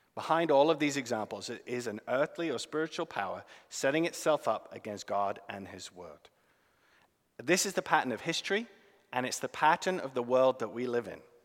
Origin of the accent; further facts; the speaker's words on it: United Kingdom; now in United States; as a British man